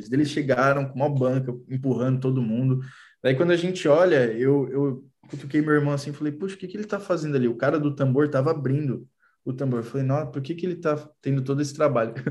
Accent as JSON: {"language": "Portuguese", "region": "Rio de Janeiro", "country": "Brazil", "tie": "born or raised there", "said": "Eu, na verdade, eu cresci no Rio de Janeiro, né?"}